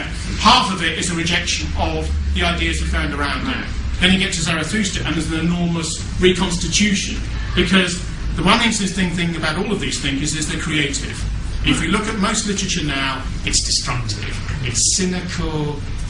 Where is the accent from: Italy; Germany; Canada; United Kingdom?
United Kingdom; England; as an Englishman